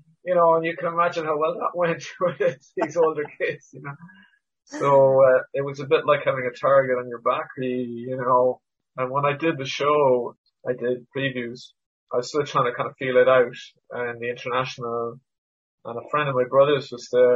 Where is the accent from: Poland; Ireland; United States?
Ireland; Cork, Munster; also born or lived in Canada; I wasn't born in Ireland. Like a lot of comedians, I was born elsewhere. So I was born in Canada. So I came over when I was 5. So I do a bit of stand-up about this, but like, you know, in Cork in the 1970s, being from Canada was like pretty unusual